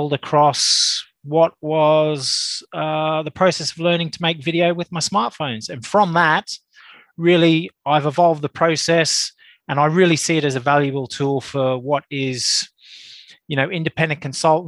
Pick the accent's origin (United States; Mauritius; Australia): Australia; now in Reigate, United Kingdom; I'm an Australian, but I am a UK-based Australian, based in Surrey, Reigate, Surrey